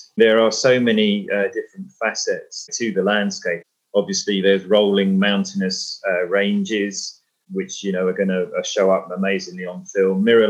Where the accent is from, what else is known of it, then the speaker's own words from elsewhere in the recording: Lytham St Annes, North West England, United Kingdom; also born or lived in London / Troutbeck Bridge; now in Heysham, United Kingdom; because we lived for 5 years in St. Anne's when I was a kid in Lancashire near Blackpool.